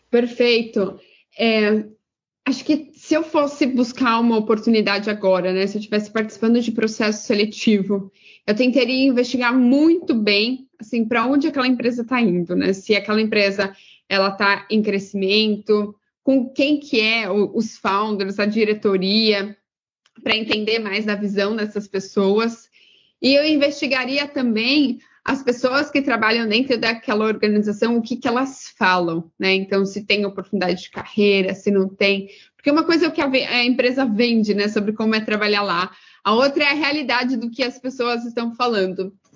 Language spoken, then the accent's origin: Portuguese; Pedreira, São Paulo, Brazil; moved away as an adult; now in Los Angeles, United States; Sou de uma cidade do interior de São Paulo chamada Pedreira, tem 45 mil habitantes